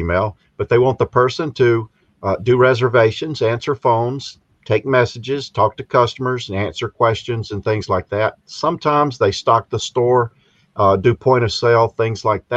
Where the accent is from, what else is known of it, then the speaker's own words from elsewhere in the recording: South Carolina, United States; moved away as an adult; also born or lived in Pennsylvania; I'm originally from South Carolina